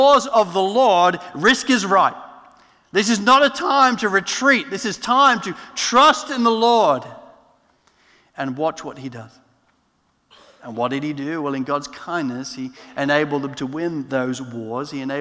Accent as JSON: {"language": "English", "region": "England", "country": "United Kingdom", "moved": "yes", "lives_now": "Australia", "said": "I'm an Englishman"}